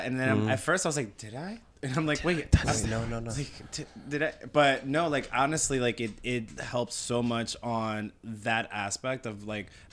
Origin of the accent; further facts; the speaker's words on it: Long Island, New York, United States; I grew up in Long Island